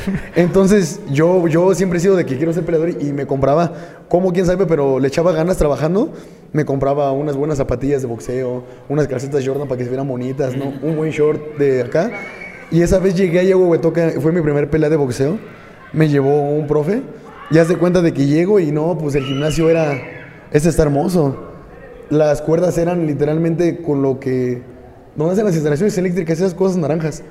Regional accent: Tula de Allende, Hidalgo, Mexico; soy originario aquí de Tula de Allende Hidalgo

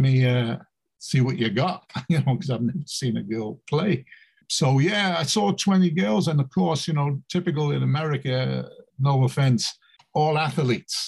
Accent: England, United Kingdom; moved away as an adult; now in United States; I'm, I'm born and bred in England

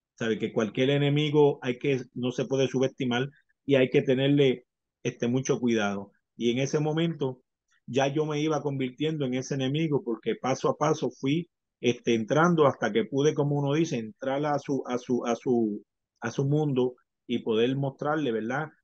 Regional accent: Puerto Rico; el campeón de Puerto Rico, porque no iba a representar eh, nada más ni nada menos que a mi pueblo, a mi gente, a lo que, a lo que yo pertenezco

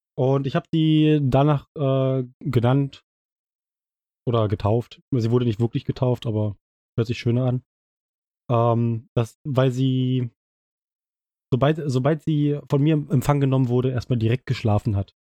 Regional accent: East Germany, Germany; wir sind ja beide aus dem Osten äh, aus Ostdeutschland

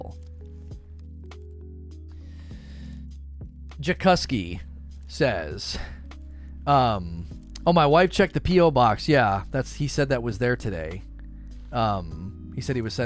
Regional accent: Michigan, United States; also born or lived in Texas; I was born and raised in Michigan, went to Texas for about 4 years, but wanted to move back.

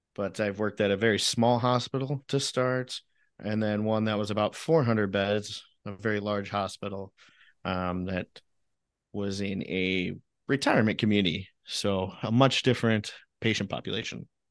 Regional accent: Illinois, United States; I grew up in Illinois

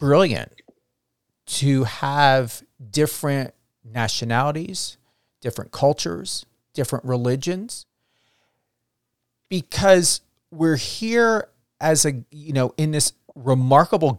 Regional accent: New Jersey, United States; I come from New Jersey.

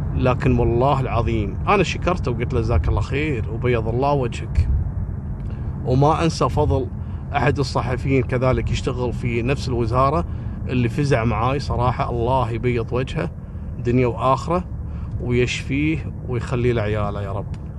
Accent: Kuwait; انا رجال كويتي

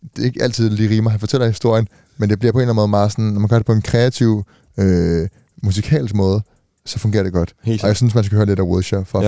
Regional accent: Denmark; vi er Dan, Danmark, ikke? Vi er danskere

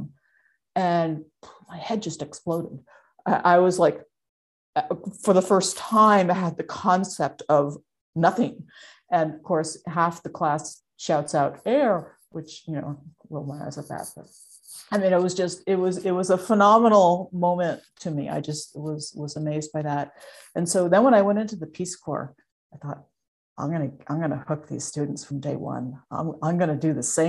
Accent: Vermont, United States; I grew up in Vermont

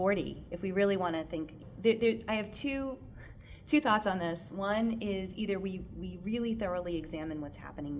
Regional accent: Boston, Massachusetts, United States; I was born in Boston. You know, I grew up in Massachusetts

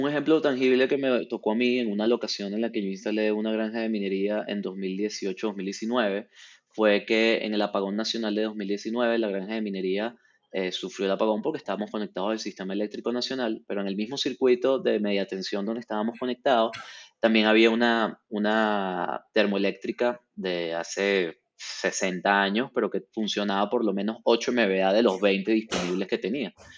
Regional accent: Venezuela; yo como venezolano y representante de una empresa venezolana de mining

